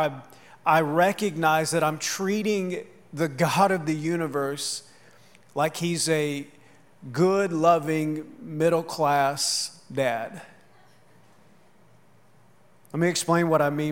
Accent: outside Minneapolis, Minnesota, United States; growing up outside Minneapolis

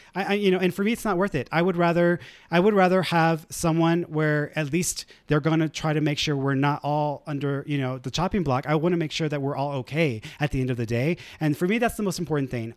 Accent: Houston, Texas, United States; I grew up in the East End

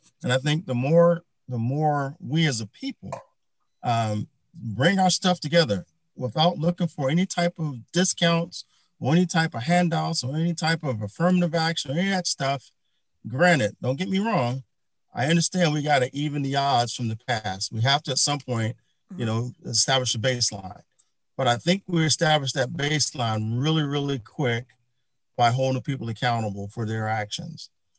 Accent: Philadelphia, Pennsylvania, United States; I'm from North Philly.

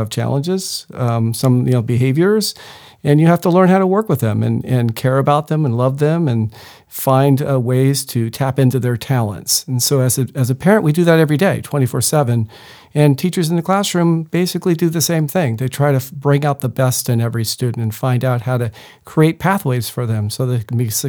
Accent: Rancho Bernardo, California, United States; I grew up in Rancho Bernardo, so local, and went into education because my father's an educator, my mother's an educator, my sister, my brother.

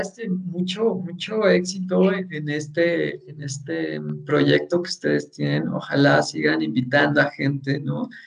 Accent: Mexico; nosotros como mexicanos

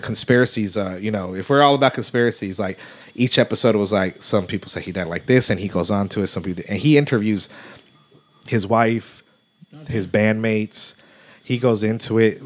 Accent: Houston, Texas, United States; growing up in Houston, which was like you know yeah, gangbangers and stuff like

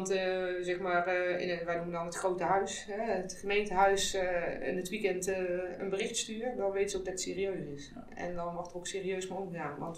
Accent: Austria; Ik ben in Oostenrijk geboren en getogen.

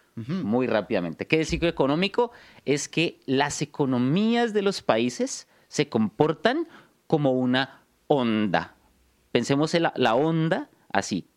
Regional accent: Bogotá, Colombia; Soy de Bogotá, Colombia

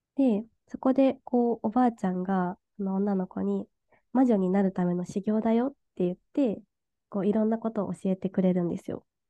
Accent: Okayama, Japan; moved away as an adult; also born or lived in Fukuoka; now in Tokyo, Japan; 私岡山出身なんですけど

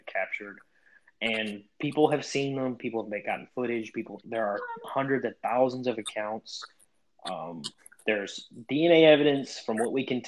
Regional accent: Crossville, United States; my hometown of Crossville

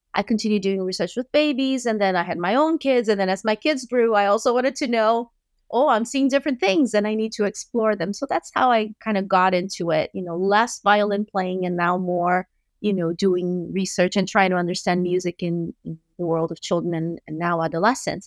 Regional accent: Brazil; moved away; I grew up in Brazil

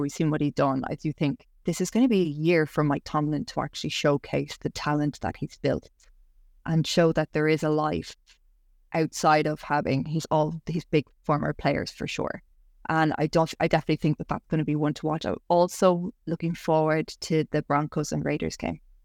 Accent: Ireland; I'm the Irish Barbie

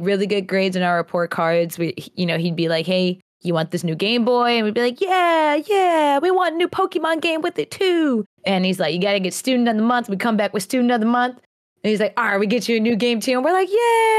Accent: New York, United States; now in North Carolina, United States; I was born in North Carolina and I was actually raised in New York, um, and then we ended up moving back to the South, to North Carolina

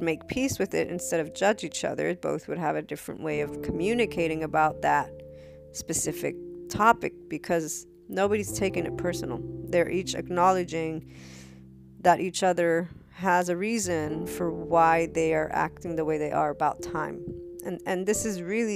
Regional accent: United States; I was born in the States.

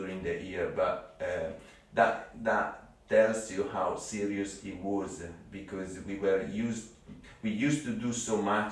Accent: Italy; English is a second language; moved away as an adult; now in Cambridge, United Kingdom

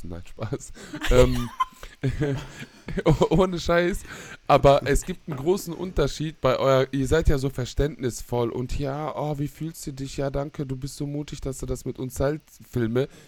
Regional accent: North Rhine-Westphalia, Germany; ich komme aus dem Ruhrgebiet, aber du willst mir doch nicht wirklich erzählen, dass diese ganzen St. Pauli-Menschen besser sind

